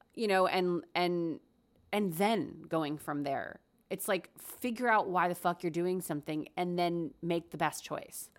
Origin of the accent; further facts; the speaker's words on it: United States; also born or lived in Korea; I was born in Korea, lived there till I was four, and then we moved to America